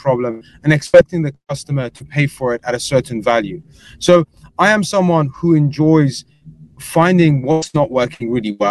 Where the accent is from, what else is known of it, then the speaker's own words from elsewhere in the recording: England, United Kingdom; accent: English; moved away as an adult; now in United States; I'm an Englishman. You can tell from the accent.